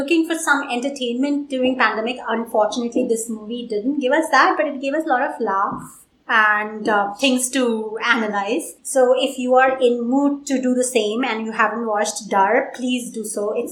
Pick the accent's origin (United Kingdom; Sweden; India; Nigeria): India; now in United States; we are Indians living in US